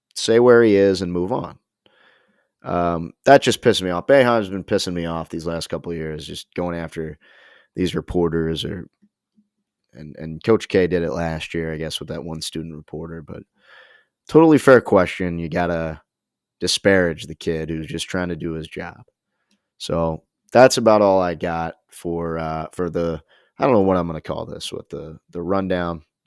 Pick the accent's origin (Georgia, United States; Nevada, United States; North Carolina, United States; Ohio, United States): Ohio, United States; Cincinnati; Cincinnati, uh, my hometown Bearcats.